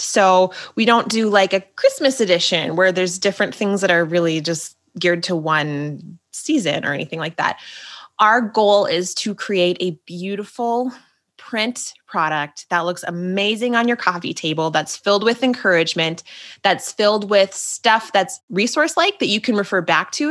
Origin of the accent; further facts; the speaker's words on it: Minnesota, United States; I'm just a Minnesota girl